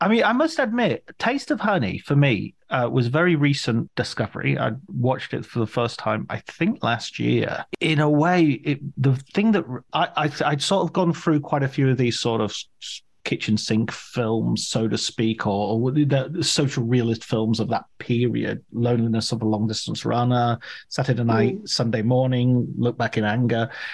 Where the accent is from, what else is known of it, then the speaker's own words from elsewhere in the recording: Barrow-in-Furness, North West England, United Kingdom; I'm from Furness, which is really, although it's from the north